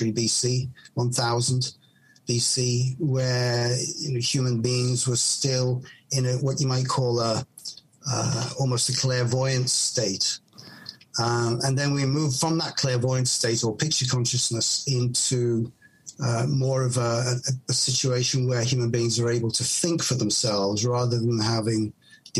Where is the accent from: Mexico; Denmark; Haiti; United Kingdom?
United Kingdom; Chester, North West England; moved away as an adult; also born or lived in Manchester / Japan; when I was growing up in Chester in the northwest of England